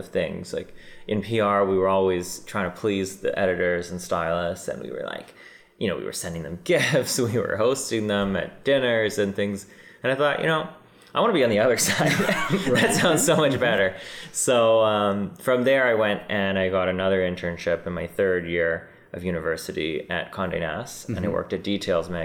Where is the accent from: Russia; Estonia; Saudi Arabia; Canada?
Canada; Vancouver, British Columbia; moved away as an adult; also born or lived in New York; now in Toronto, Canada; I'm originally born and raised in Vancouver